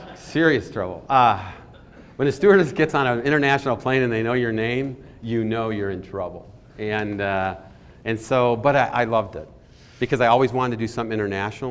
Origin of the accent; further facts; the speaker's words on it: Michigan, United States; I grew up in Michigan.